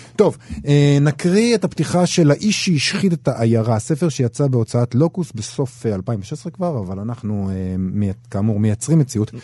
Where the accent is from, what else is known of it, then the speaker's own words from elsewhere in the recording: Rehovot, Central District, Israel; גדלתי במכון ויצמן בתור ילד